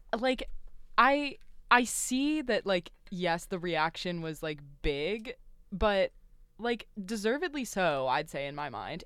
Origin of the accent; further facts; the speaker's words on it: Louisville, Kentucky, United States; accent: southern twang; I am from Louisville, Kentucky